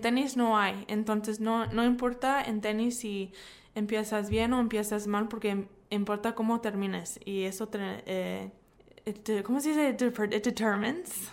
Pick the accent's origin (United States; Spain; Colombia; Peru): United States; crecí en los Estados Unidos